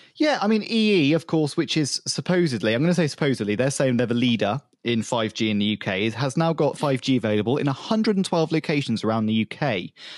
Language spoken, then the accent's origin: English; United Kingdom; as a British consumer